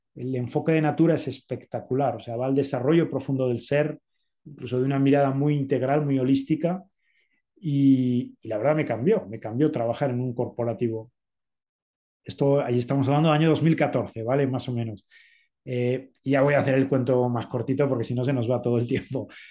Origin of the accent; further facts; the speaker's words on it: Spain; moved away as an adult; also born or lived in Zaragoza; now in Mexico City, Mexico; soy español